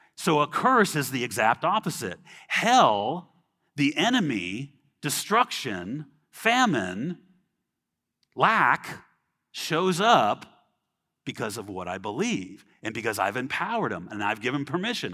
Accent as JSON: {"language": "English", "area": "Los Angeles, Orange County", "region": "California", "country": "United States", "tie": "born or raised there", "said": "I grew up in California, L A, Orange County"}